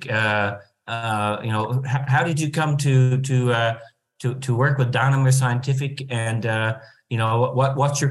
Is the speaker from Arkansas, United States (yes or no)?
yes; Arkansas, United States; we're both from Arkansas